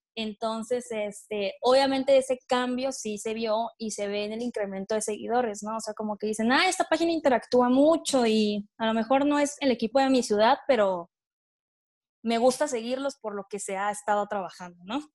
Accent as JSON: {"language": "Spanish", "region": "Tabasco", "country": "Mexico", "moved": "as an adult", "lives_now": "Puebla, Mexico", "said": "yo soy de Tabasco, estoy en Puebla, pero soy de Tabasco"}